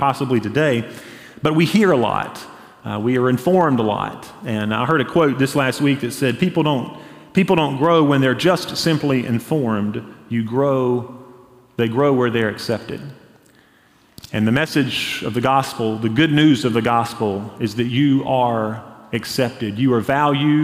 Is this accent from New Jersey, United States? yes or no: no; Hendersonville, North Carolina, United States; I grew up in Hendersonville, North Carolina